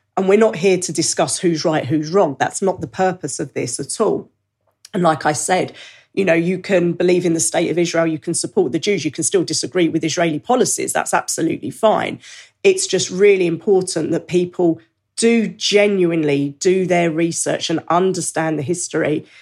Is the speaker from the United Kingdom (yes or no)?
yes; United Kingdom; I'm British. I'm a British Jew